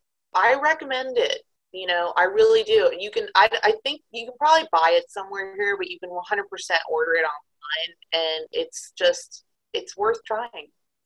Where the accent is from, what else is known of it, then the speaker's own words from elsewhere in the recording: Texas, United States; also born or lived in Chicago; now in Asheville, United States; because I'm from Texas, the home of Whataburger.